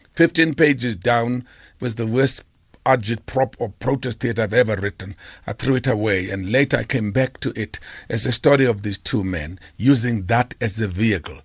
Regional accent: Port Elizabeth, Eastern Cape, South Africa; I'm from New Brighton, Airport Elizabeth.

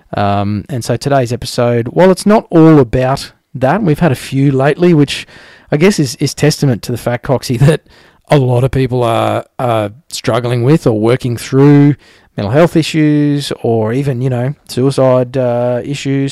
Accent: Australia; I'm an Australian

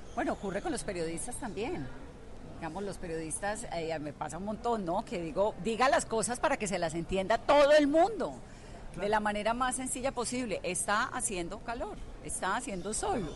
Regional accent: Colombia; nosotros los colombianos

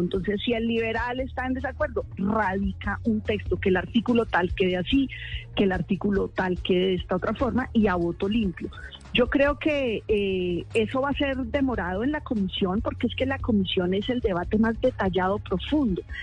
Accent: Arbeláez, Cundinamarca, Colombia; moved away; Arbela es Cundinamarca, mi pueblo

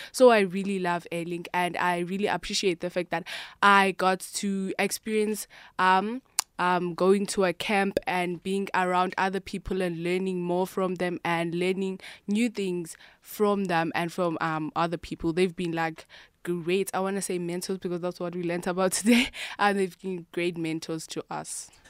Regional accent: Gqeberha, Eastern Cape, South Africa; I'm from Eqeberha in the Eastern Cape

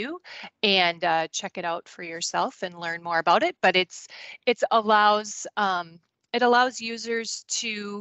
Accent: Goodhue, Minnesota, United States; I grew up on a dairy farm and a crop farm, I guess, in Goodhue, Minnesota

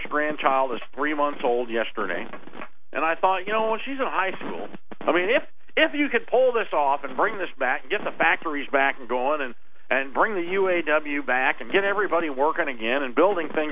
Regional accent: United States; we're American

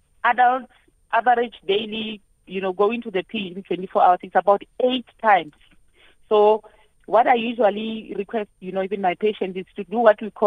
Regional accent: Limpopo, South Africa; I'm from Limpopo

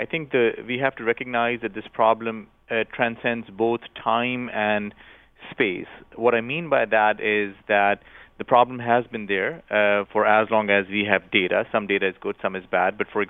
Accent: Pakistan; I grew up in Pakistan, and just a few years ago, there was probably the worst public health tragedy in Pakistan

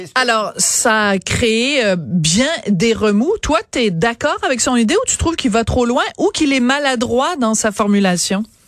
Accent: Quebec, Canada; chez nous au Québec

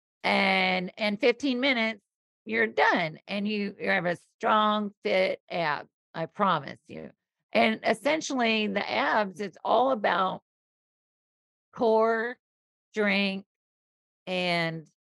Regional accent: the South, United States; I'm born and raised in the South. So I grew up with humidity

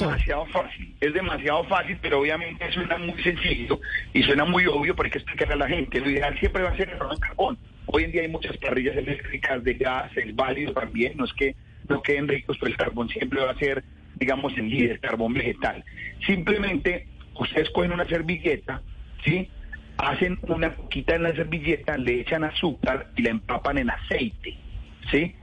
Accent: Colombia; Los colombianos, como somos acelerados para todo

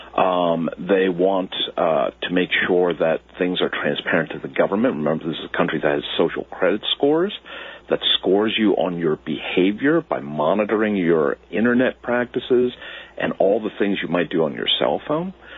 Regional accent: United States; as Americans

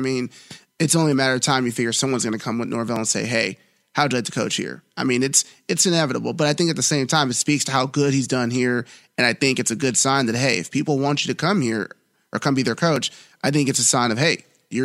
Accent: Los Angeles, California, United States; moved away as an adult; also born or lived in San Diego; now in Memphis, United States; born and raised in Los Angeles, went to college at the University of San Diego, and I spent the last 11 years covering high school sports in Los Angeles

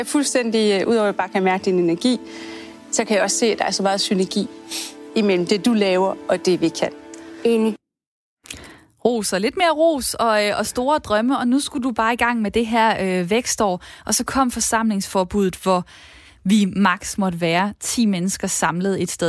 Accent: Esbjerg, Southern Denmark, Denmark; Jeg er fra Esbjerg

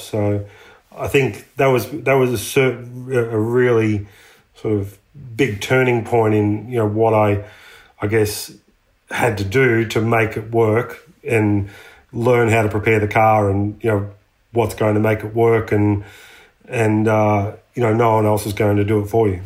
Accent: Latrobe Valley, Victoria, Australia; also born or lived in United States; we grew up um, Latrobe Valley, which is a you know power generation area of Victoria

